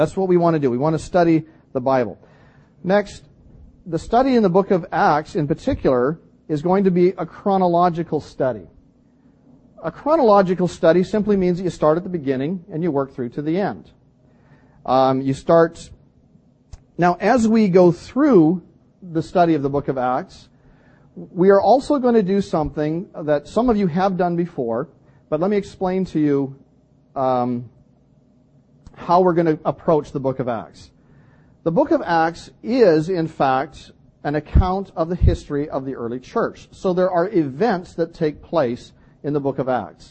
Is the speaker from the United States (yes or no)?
no; British Columbia, Canada; moved away; I come from British Columbia